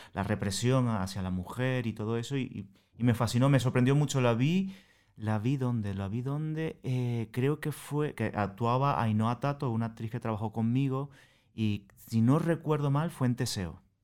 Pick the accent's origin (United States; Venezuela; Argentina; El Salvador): Venezuela; accent: Venezuelan; moved away as an adult; now in Madrid, Spain; yo soy venezolano, como ya eh, os habéis dado cuenta por el acento